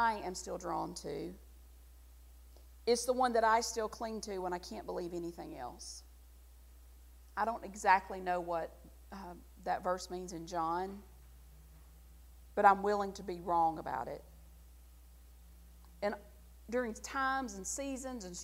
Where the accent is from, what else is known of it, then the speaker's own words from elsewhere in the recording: the South, United States; accent: Southern; I'm still Southern. All you got to do is listen to me say one sentence and know I'm from the South